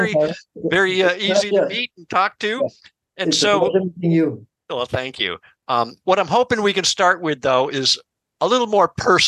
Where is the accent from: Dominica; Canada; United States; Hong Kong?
Hong Kong; I'm from Hong Kong